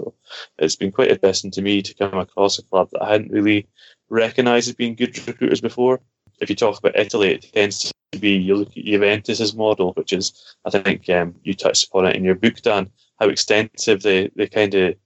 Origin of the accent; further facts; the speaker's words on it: Scotland, United Kingdom; being Scottish